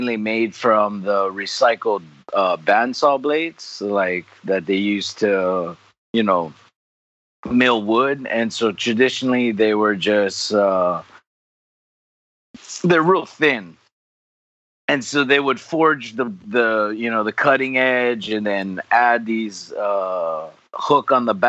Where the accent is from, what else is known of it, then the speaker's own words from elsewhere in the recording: Hawaii, United States; not Hawaiian. I'm third generation born Hawaii. My family immigrated from Japan. My dad's side … my mom is Okinawan. And they both were immigrants for the sugarcane industry.